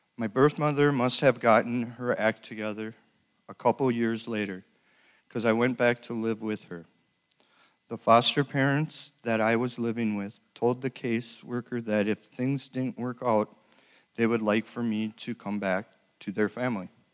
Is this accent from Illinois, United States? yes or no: no; Minneapolis, Minnesota, United States; also born or lived in Fridley; I was born in Minneapolis and raised by my mother till I was five years old